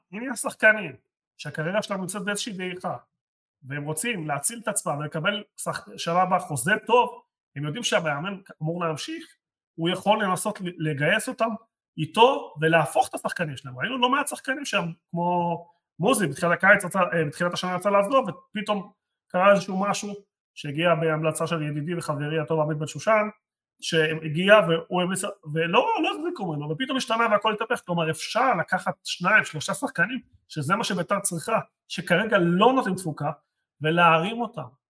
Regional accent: Jerusalem, Jerusalem District, Israel; אני ירושלים

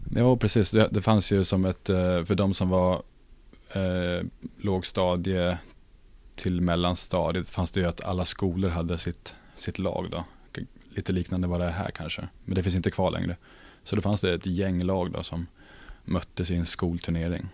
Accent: Norrköping, Östergötland, Sweden; moved away as an adult; now in Luleå, Sweden; stannat hemma i Norrköping

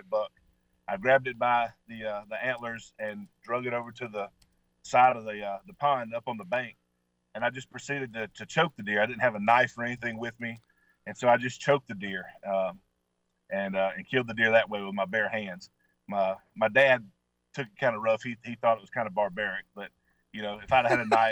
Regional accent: Mississippi, United States; I grew up hunting with in Mississippi

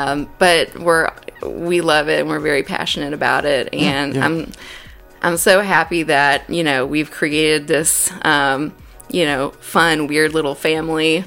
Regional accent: Davidson County, North Carolina, United States; also born or lived in Greensboro; I grew up in Davidson County, south of here, so from the Wahlberg area

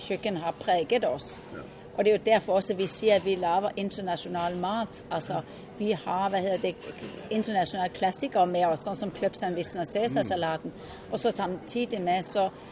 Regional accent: Norway; also born or lived in Denmark; Jeg er jo norsk på papir og dansk i sinnet

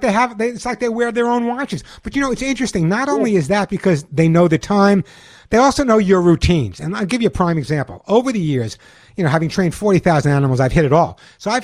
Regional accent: Long Island, New York, United States; when I grew up on Long Island, although no one would ever know about my accent

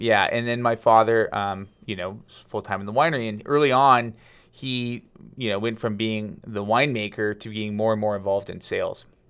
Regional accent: Madera, California, United States; also born or lived in Lodi, California; I was born in Lodi, but, um, I grew up in Madera, which is a, uh, a small town, a farming town in just north of Fresno

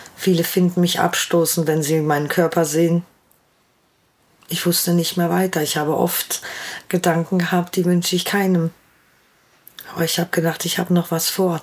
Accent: Ruhr area, North Rhine-Westphalia, Germany; Ich komme aus dem Ruhrgebiet

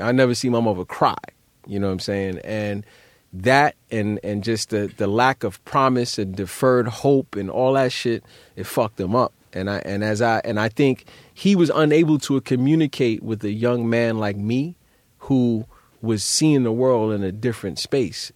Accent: New York City, New York, United States; growing up in Brownsville

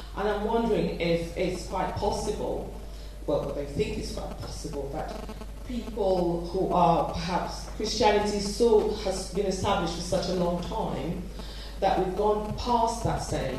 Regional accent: United Kingdom; You know, I'm British

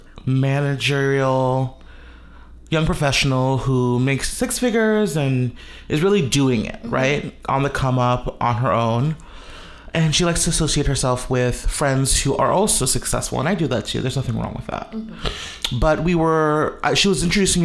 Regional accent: Jamaica; I'm Jamaican Chinese

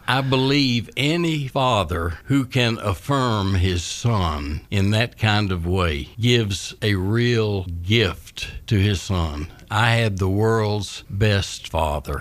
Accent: Scottsville, Kentucky, United States; I'm from Scottsville, Kentucky originally

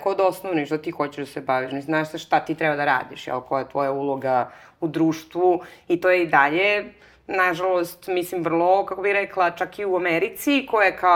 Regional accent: Belgrade, Serbia; moved away as an adult; now in Barcelona, Spain; ja sam iz Beograda, Znaš, kao je, ovaj, nemojte brinete što ne znate da je Srbija, ne zna ni porodica mog muža

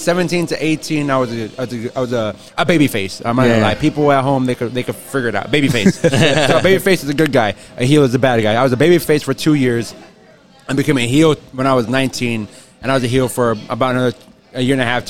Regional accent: Chicago, Illinois, United States; moved away; my brother and my family, we grew up in Chicago

